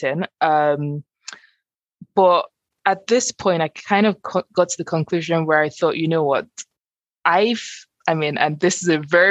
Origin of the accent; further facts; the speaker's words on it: Nigeria; moved away; I grew up in Nigeria, which is obviously an oil producing country